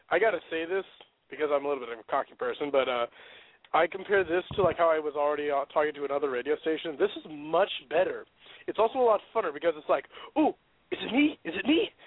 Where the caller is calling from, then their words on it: Sumner, Washington, United States; I'm calling from Sumner, Washington. It's a little small town off